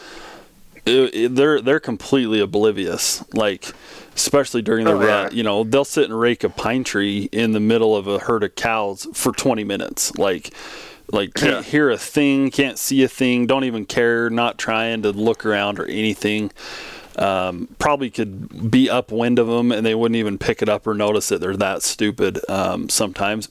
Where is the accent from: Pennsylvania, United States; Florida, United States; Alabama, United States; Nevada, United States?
Nevada, United States; Bunkerville; growing up in Bunkerville, Southern Nevada